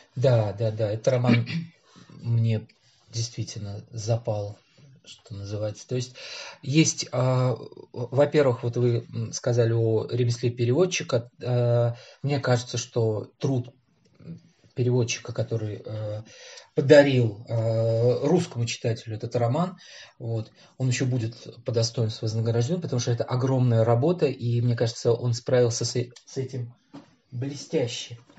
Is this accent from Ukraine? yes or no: no; Tashkent, Uzbekistan; moved away as an adult; now in Moscow, Russia; я родился в Ташкенте